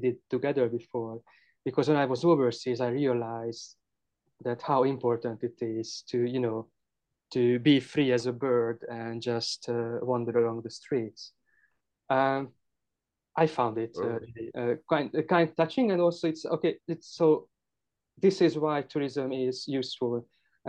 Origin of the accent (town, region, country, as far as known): Hungary